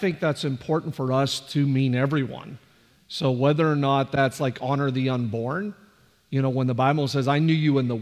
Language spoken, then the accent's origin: English; Canada; now in Bellville, Ohio, United States; I'm from Canada